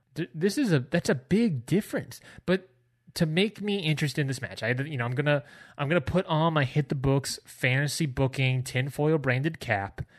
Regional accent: Washington, District of Columbia, United States; my hometown of Washington, D C

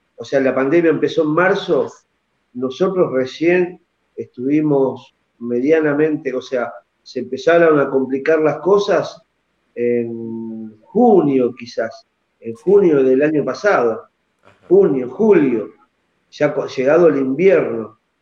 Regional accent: Argentina; aquí en mi país

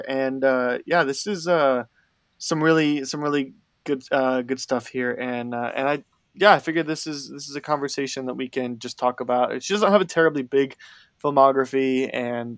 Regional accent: outside of Chicago, Illinois, United States; I grew up 40 minutes outside of Chicago

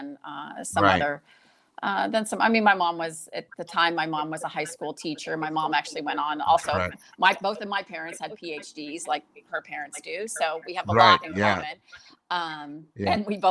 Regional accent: Columbia, Missouri, United States; I was born in Columbia, Missouri, from the Midwest originally.

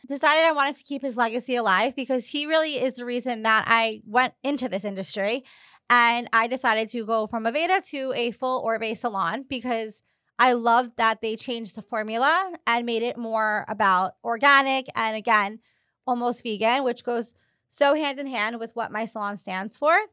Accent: Long Island, New York, United States; moved away as an adult; now in Miami, United States; I'm from Long Island, and I grew up going to the same salon weekly

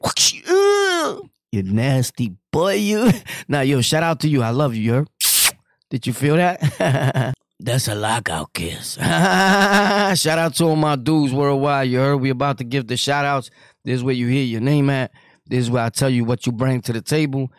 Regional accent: New York City, New York, United States; I'm from New York City

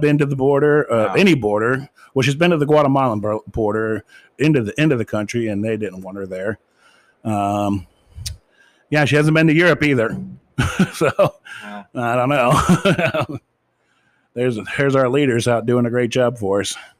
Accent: United States; as an American myself

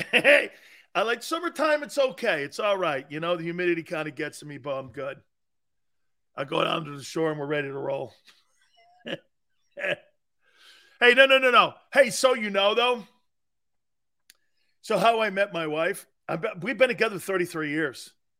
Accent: Northeast, United States; Yeah, I'm from the Northeast, man.

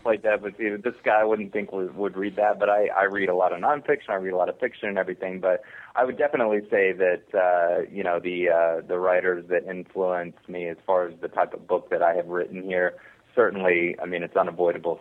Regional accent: Texas, United States; I am from Texas and I grew up in that in that sort of environment

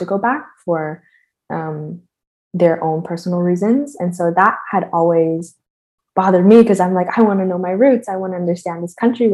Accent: Toronto, Ontario, Canada; moved away as an adult; now in Montreal, Canada; I am a filmmaker born and raised in Toronto, based in Montreal now

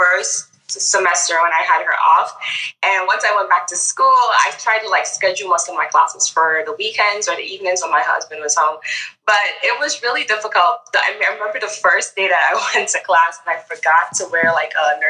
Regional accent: Grenada; moved away as an adult; now in United States; I'm actually from the Caribbean. So I was born and raised in Grenada and I came here for college.

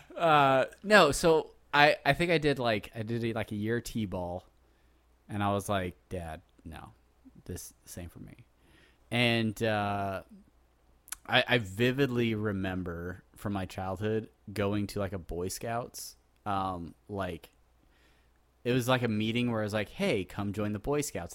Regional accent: San Diego, California, United States; I grew up in San Diego

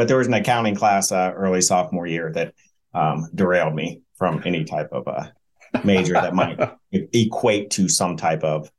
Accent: Ohio, United States; I was born in Ohio, went to Ohio State

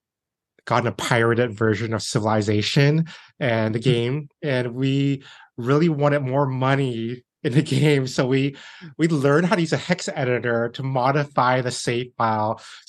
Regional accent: San Francisco, California, United States; I was born here in San Francisco, basically. And growing up, my dad was into technology as well.

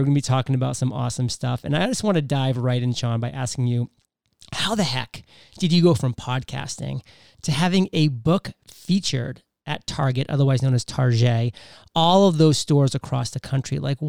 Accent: New England, United States; Cause I'm a Pats fan. I'm from New England.

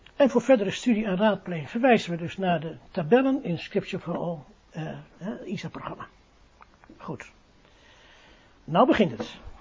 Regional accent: Netherlands; we zijn Nederlanders, we zijn geen Engelsen

